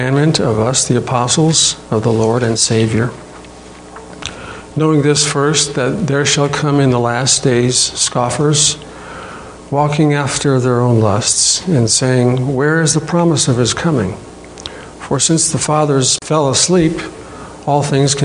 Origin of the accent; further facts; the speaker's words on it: New Britain, Connecticut, United States; moved away as an adult; also born or lived in Korea / Rhode Island; we were put into an orphanage in New Britain, my hometown